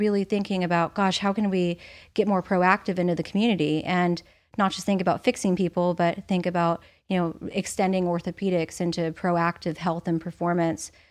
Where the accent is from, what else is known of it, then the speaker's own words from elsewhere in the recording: Indiana, United States; moved away; also born or lived in Arizona / Florida; I grew up in Indiana